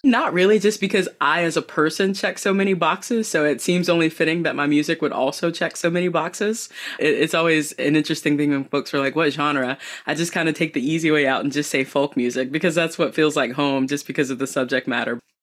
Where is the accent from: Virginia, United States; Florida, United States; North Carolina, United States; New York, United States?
North Carolina, United States; Southeastern; also born or lived in Boone, North Carolina; I was born and raised in Southeastern North Carolina